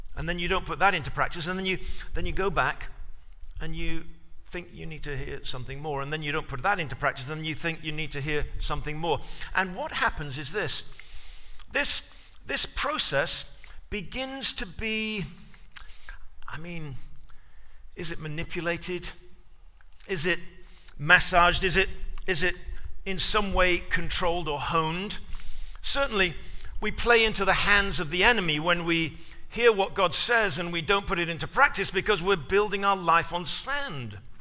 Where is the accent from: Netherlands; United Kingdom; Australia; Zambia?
United Kingdom; England; moved away as an adult; now in United States; being an Englishman in America when you first arrive.